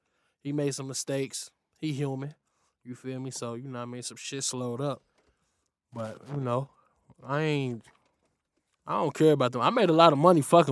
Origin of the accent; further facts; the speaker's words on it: Lincoln Heights, Ohio, United States; from Lincoln Heights, Ohio. You know, got the Valley Homes.